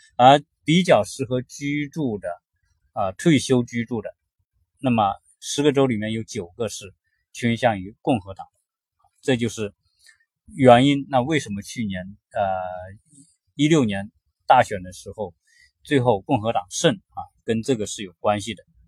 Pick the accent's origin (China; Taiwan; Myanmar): China; now in California, United States; 我们中国人来到美国